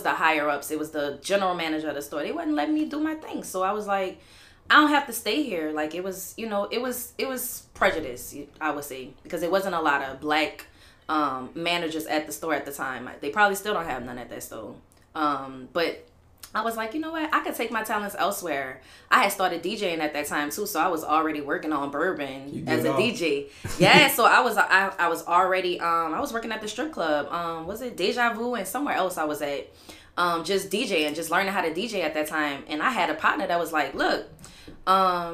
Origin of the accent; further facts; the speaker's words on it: New Orleans, Louisiana, United States; moved away as an adult; also born or lived in Texas; I'm from New Orleans. I'm out the 9 wall, Bywater, downtown baby, 7 wall, 8 wall